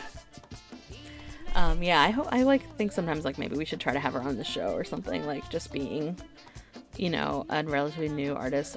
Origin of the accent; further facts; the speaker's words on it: the Bible Belt, United States; I grew up in the Bible Belt